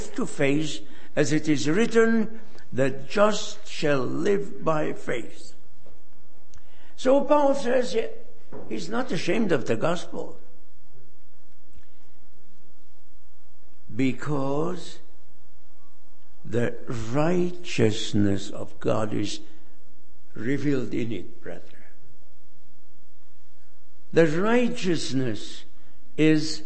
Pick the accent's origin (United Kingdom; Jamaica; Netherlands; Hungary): Hungary; now in United States; I left my home country, Hungary, over 60 years ago. I am a refugee.